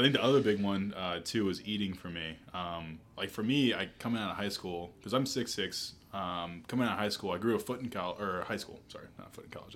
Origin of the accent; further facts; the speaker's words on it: Asheville, North Carolina, United States; also born or lived in New Orleans, Louisiana; now in Charlotte, United States; I moved when I was seven to Asheville though, so most of the time spent you know, growing up in the mountains